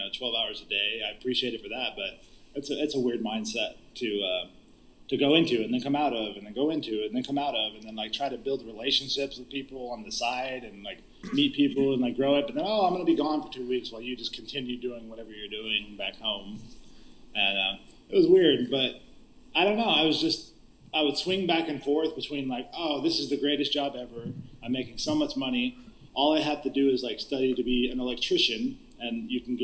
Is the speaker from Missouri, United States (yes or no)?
no; Junction, Texas, United States; also born or lived in Bandera, Texas; I moved from Junction, Texas, which is a podunk little town in the middle of nowhere